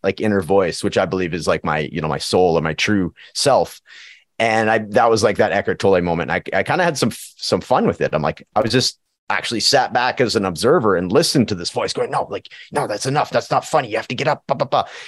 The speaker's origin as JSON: {"language": "English", "town": "Prince George", "region": "British Columbia", "country": "Canada", "tie": "born or raised there", "moved": "yes", "lives_now": "Edmonton, Canada", "said": "my hometown of Prince George, B C"}